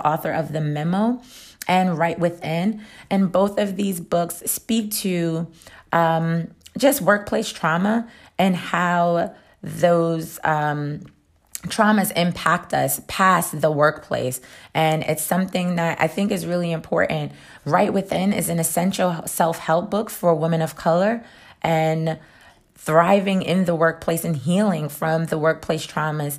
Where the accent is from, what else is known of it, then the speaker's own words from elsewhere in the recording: New York, United States; I'm from New York